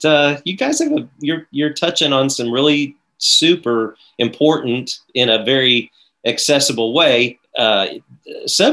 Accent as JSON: {"language": "English", "town": "Evansville", "region": "Indiana", "country": "United States", "tie": "born or raised there", "moved": "yes", "lives_now": "Nashville, United States", "said": "I grew up in Evansville, of course, and it was a great place to grow up"}